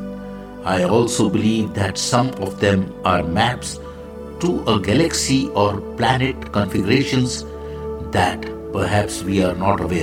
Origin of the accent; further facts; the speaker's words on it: India; I am the Indian monk